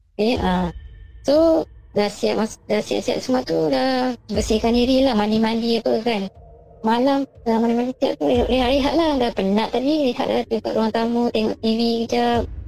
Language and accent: Malay; Perak, Malaysia; Saya daripada Perak.